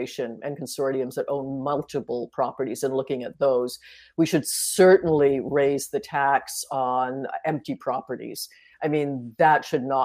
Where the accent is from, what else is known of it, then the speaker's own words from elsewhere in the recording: Toronto, Ontario, Canada; the house I grew up in on Bedford Road, my parents ran as a rooming house back then, is now three luxury condos